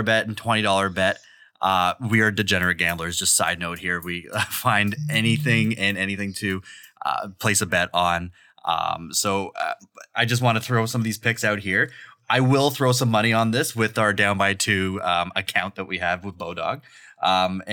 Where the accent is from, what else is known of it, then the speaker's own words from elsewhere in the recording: Toronto, Ontario, Canada; now in London, Canada; I'm from Toronto